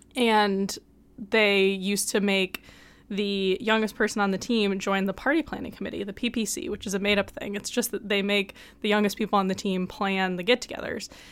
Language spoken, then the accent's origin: English; Midwest, United States; I'm from the Midwest